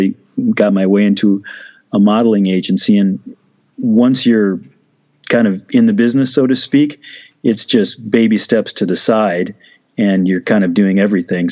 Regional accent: Moline, Illinois, United States; moved away as an adult; also born or lived in Rock Island, Illinois; I was born in Rock Island, Illinois, and grew up in Moline, Illinois, which is really the same thing

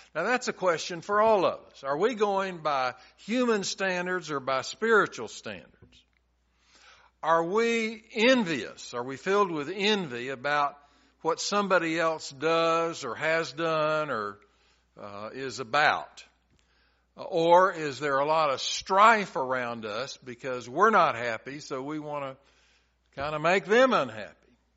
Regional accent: Chattanooga, Tennessee, United States; When I was growing up in Chattanooga, I went to a church in our neighborhood

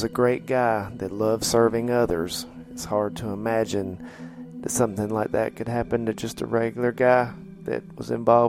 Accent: Raleigh, North Carolina, United States; Well, I grew up in Raleigh, North Carolina, which is, I guess it's a large town now. It was probably a medium to large size city when I grew up there.

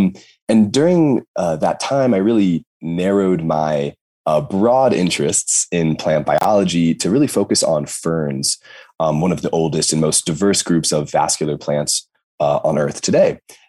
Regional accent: Maryland, United States; moved away as an adult; also born or lived in Burlington, Vermont / Cambridge, Massachusetts; So originally I'm from Maryland, you know, right outside the DC area.

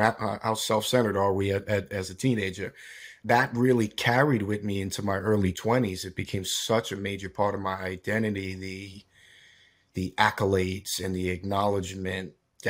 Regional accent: Scottsdale, Arizona, United States; born there; So I was born in Arizona, actually, in Scottsdale.

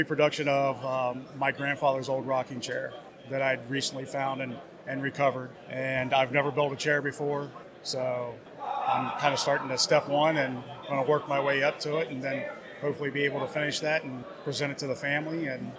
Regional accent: West Virginia, United States; now in Northern Virginia, United States; Northern Virginia, originally West Virginia.

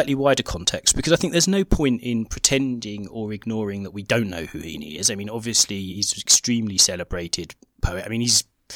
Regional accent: England, United Kingdom; growing up in England in the 80s

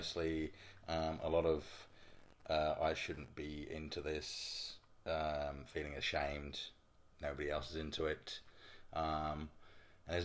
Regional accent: England, United Kingdom; moved away as an adult; now in Brisbane, Australia; If you can't tell by the accent, I'm from England. Spent 24 years in England, and I've been living in Brisbane for 4 years now.

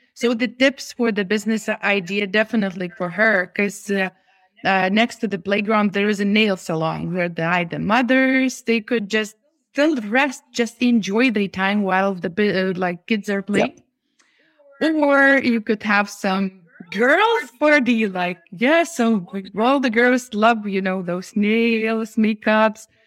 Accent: Lithuania; we are from Lithuania

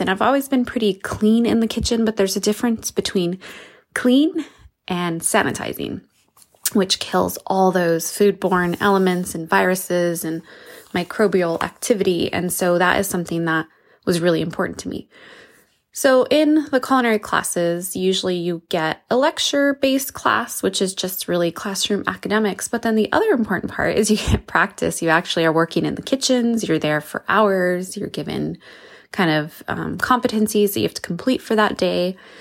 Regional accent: New Mexico, United States; I'm from New Mexico

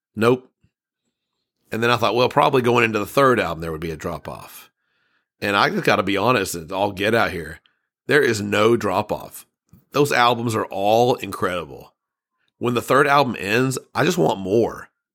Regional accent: United States; I'm an American and I've never traveled across the pond

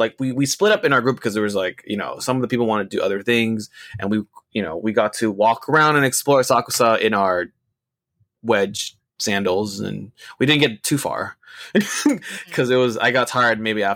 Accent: United States; we're from America.

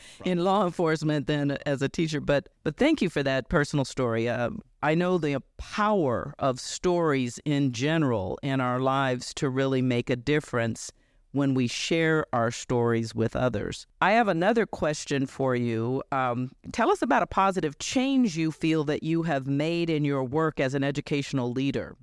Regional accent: Chicago, Illinois, United States; I grew up in Chicago in an all-black neighborhood

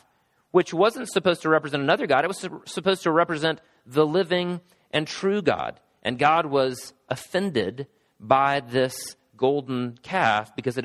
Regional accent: Travelers Rest, South Carolina, United States; I grew up in Travelers Rest, South Carolina

